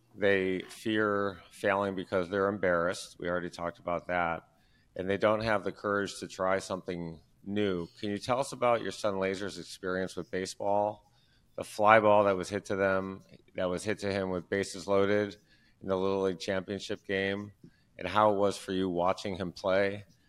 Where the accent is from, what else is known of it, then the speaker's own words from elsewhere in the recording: Detroit, Michigan, United States; I'm from Detroit. We're huge Detroit fans